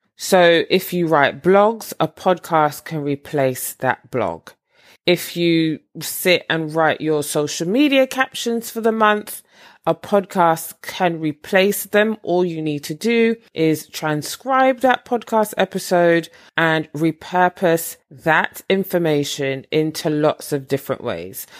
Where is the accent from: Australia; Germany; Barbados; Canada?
Barbados; moved away; I am originally from Barbados